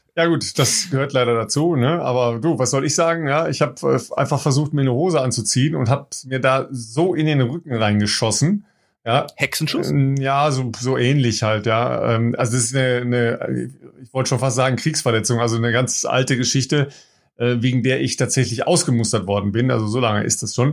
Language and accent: German; Germany; wir als Deutsche